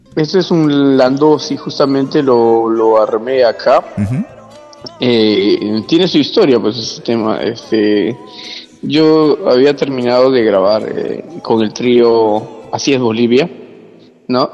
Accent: Trujillo, La Libertad, Peru; moved away as an adult; also born or lived in Argentina / Norway; now in Bergen, Norway; soy trujillano.

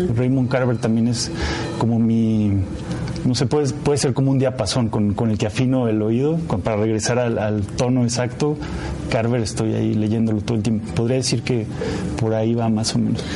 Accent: Zacatecas, Mexico; mi pueblo, de Zacatecas

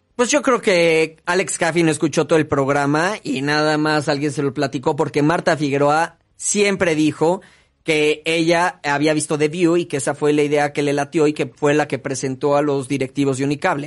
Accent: Mexico; México, obviamente, es nuestra patria.

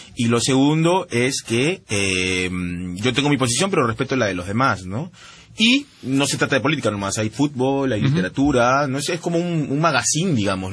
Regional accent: Peru; accent: Peruvian; moved away as an adult; also born or lived in United States; now in Paris, France; sí me siento del Perú siempre. Todas mis novelas hablan del Perú, estoy todo el día hablando del Perú en la red. eh, hablo como peruano.

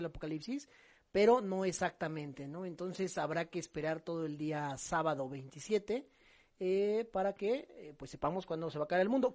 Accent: Mexico; como buenos mexicanos tenemos

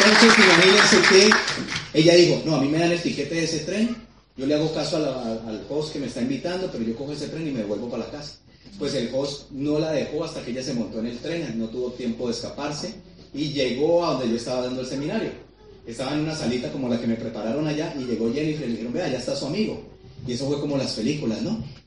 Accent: Colombia; yo quería ser un embajador de mi país

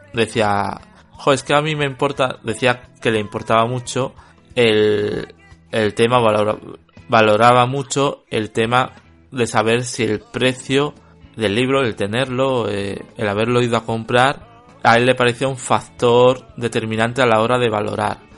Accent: Spain; seré español y el inglés no será mi, mi lengua materna

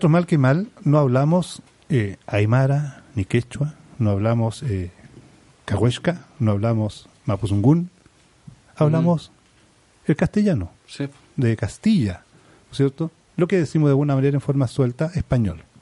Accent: Chile

